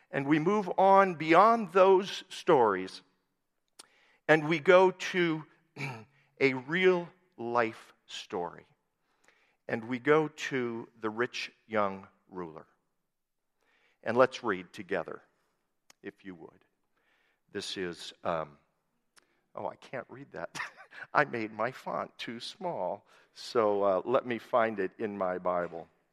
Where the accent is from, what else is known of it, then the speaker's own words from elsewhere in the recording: Worthington, Minnesota, United States; now in Hill City, United States; my home where I grew up in Worthington, Minnesota